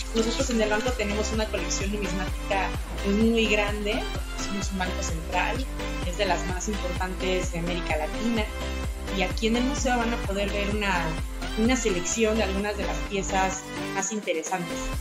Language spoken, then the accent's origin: Spanish; Mexico; todos nosotros como mexicanos